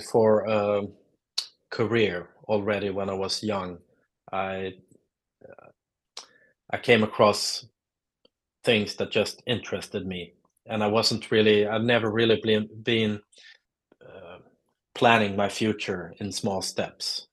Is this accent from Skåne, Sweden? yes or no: yes; Lund, Skåne, Sweden; English is a second language; now in Stockholm, Sweden; I'm uh, from uh, a town called Lund in uh, South Sweden. I'm uh, based in Stockholm since many years, but I grew up in the South.